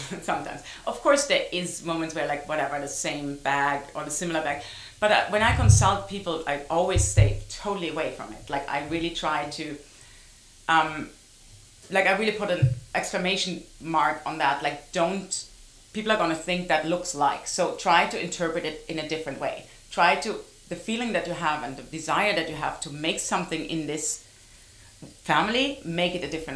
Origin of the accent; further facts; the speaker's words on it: Heidelberg, Baden-Württemberg, Germany; moved away; I came from Heidelberg, a small town in Germany.